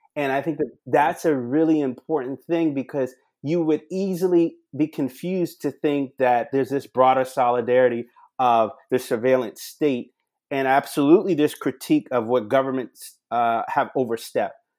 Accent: Charleston, South Carolina, United States; born or raised there

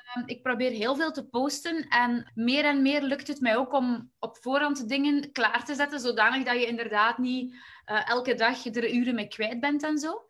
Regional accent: Waasland, Flanders, Belgium; ik kom eigenlijk uit het Waasland, dus dat is eigenlijk net in het midden tussen, eh, tussen Antwerpen en Gent in België.

